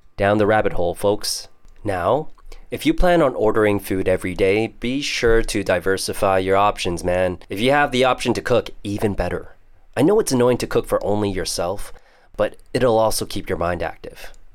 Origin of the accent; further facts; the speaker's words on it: Toronto, Ontario, Canada; first language Teochew; I am your typical CBC, Chinese born Canadian, and I was born in Toronto, Canada.